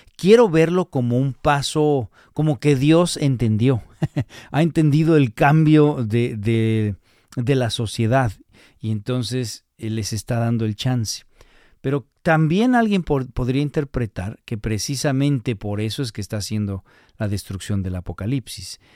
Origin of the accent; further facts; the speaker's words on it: Mexico; nosotros como latinos o como mexicanos